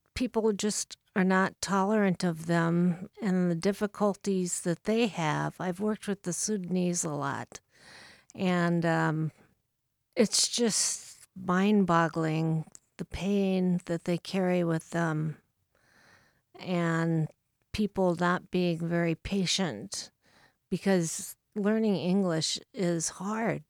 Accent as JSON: {"language": "English", "town": "Bellevue", "region": "Nebraska", "country": "United States", "moved": "as an adult", "lives_now": "Saint Paul, United States", "said": "actually just relocated there about a month ago. So really, I come from Bellevue, Nebraska."}